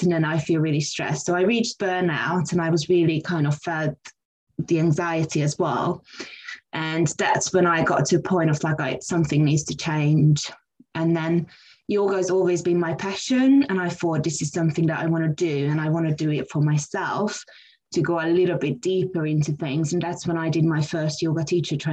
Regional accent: Hungary; now in London, United Kingdom; So I came to London in 2004. I'm originally from Hungary.

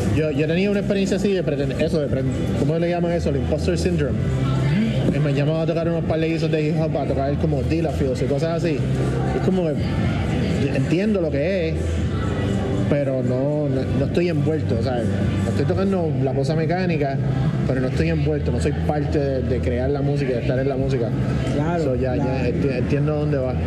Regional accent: San Juan, Puerto Rico; yo recuerdo creciendo yo vivía en Country Club

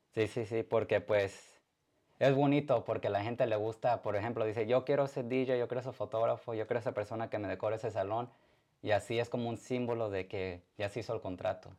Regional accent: Arizona, United States; also born or lived in Atolinga, Zacatecas (ancestry); now in Indiana, United States; yo nací en Arizona, aquí en Estados Unidos

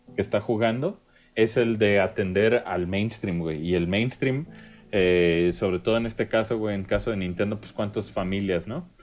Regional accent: Mexico; yo como mexicano en la gringa

